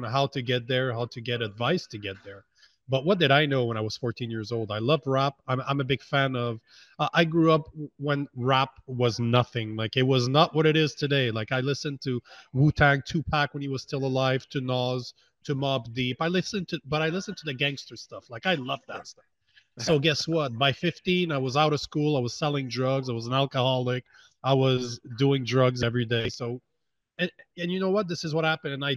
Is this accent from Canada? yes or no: yes; Canada; I'm from Canada